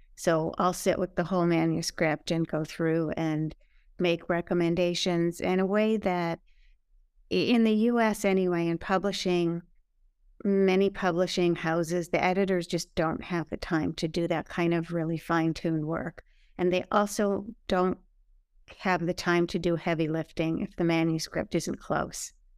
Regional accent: Milwaukee, Wisconsin, United States; moved away as an adult; now in New York, United States; I'm from Milwaukee, Wisconsin

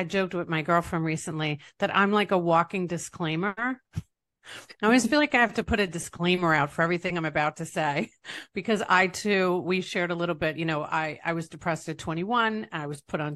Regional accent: East Rockaway, New York, United States; now in Tampa Bay, United States; I'm from East Rockaway, Long Island, New York.

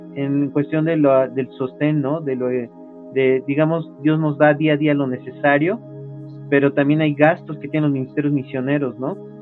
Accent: Mexico; En nuestro caso, de nuestro país, México

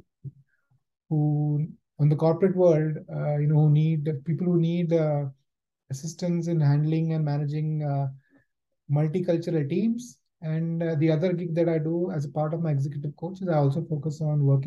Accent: India; moved away as an adult; also born or lived in Germany; now in United Kingdom; I was born and brought up in India

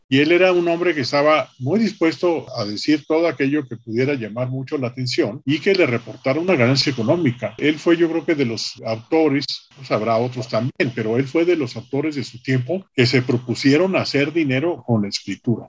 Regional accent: Chihuahua, Mexico; Yo soy fronterizo, es decir, yo soy originario de Chihuahua

